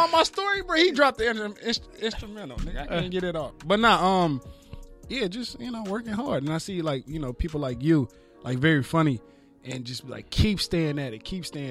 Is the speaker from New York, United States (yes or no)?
no; Baton Rouge, Louisiana, United States; now in Los Angeles, United States; I'm from Baton Rouge, Louisiana, man. Born and raised, moved out here in L.A. in 2006 after Hurricane Katrina